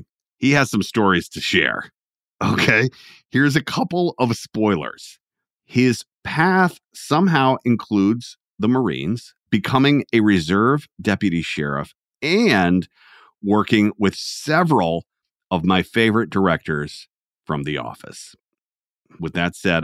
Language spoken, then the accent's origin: English; Atlanta, Georgia, United States; I'm from Atlanta, Georgia